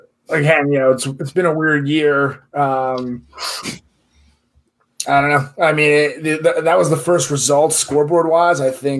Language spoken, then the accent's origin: English; United States; as an American